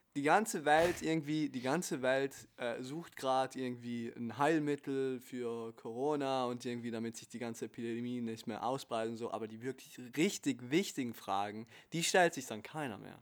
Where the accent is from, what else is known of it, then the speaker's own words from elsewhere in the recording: Italy; Ich bin Italiener